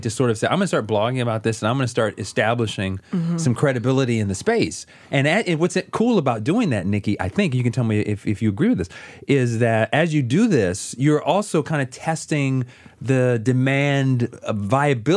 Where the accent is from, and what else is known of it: East Point, Georgia, United States; born or raised there